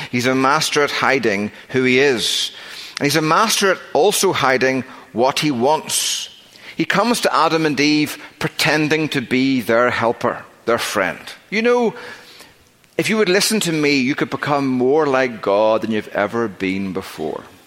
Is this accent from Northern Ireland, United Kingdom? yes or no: yes; Northern Ireland, United Kingdom; moved away; I grew up in Northern Ireland